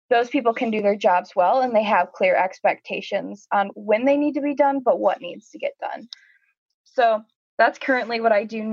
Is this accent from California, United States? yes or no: no; Northern Michigan, United States; moved away as an adult; also born or lived in Southern Arizona; now in Ajo, United States; I'm actually originally from Northern Michigan